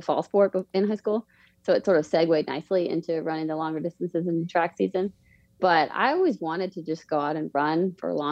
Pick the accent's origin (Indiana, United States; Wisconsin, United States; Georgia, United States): Georgia, United States; Atlanta; moved away as an adult; also born or lived in Davidson, North Carolina; now in Charlotte, United States; I was born in Atlanta. So grew up in Atlanta as a kid, moved around a little bit, but went to high school in like Northeast Atlanta